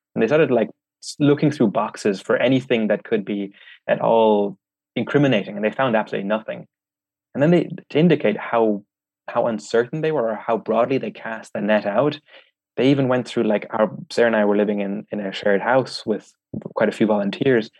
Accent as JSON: {"language": "English", "country": "Ireland", "tie": "born or raised there", "said": "I'm German Vietnamese, but I grew up in Ireland"}